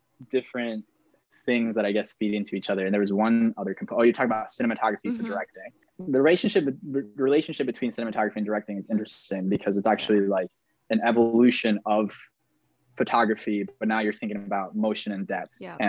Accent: Maracaibo, Zulia, Venezuela; now in Minneapolis, United States; I'm originally from Maracaibo, Venezuela, currently based in Minneapolis, Minnesota, but also in New York City.

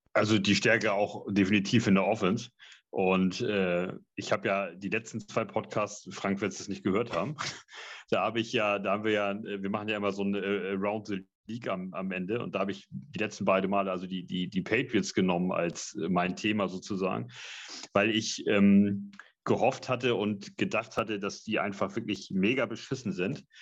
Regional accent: Hamburg, Germany; für uns Hamburger hier

